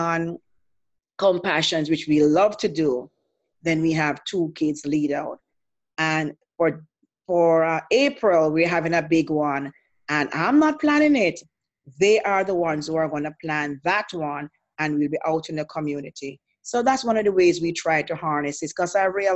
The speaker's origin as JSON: {"language": "English", "country": "Jamaica", "moved": "as an adult", "said": "I'm from Jamaica, and I was never Seventh-day Adventist in Jamaica"}